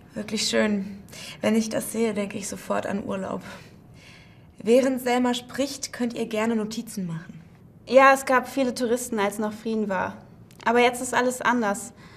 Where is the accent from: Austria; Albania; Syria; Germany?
Syria; moved away; meine Heimatstadt in Syrien